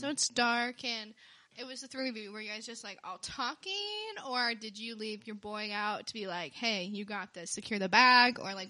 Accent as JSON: {"language": "English", "town": "Bondurant", "region": "Iowa", "country": "United States", "said": "I'm from Bondurant."}